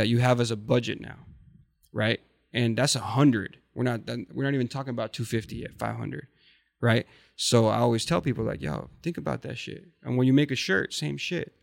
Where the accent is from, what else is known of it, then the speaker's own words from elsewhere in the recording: Sinaloa, Mexico; moved away; also born or lived in Orange County, California; I'm from Sinaloa